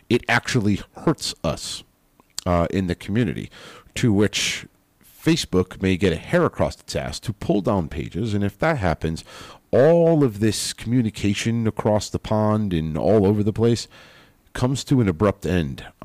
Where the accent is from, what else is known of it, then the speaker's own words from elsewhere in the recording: United States; as an American